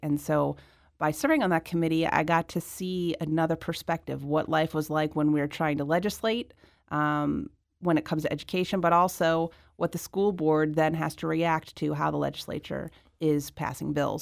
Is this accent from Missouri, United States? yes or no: yes; South County, Missouri, United States; also born or lived in Washington, D.C.; was born and raised in South County.